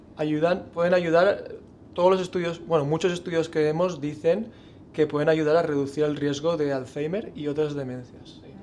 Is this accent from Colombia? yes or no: no; Spain; como español